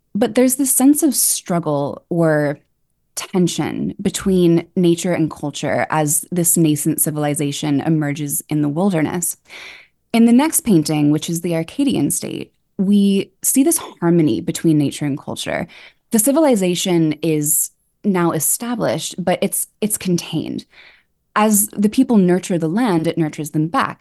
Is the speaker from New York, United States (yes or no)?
yes; New York, United States; also born or lived in Edinburgh; I grew up on the Upper West Side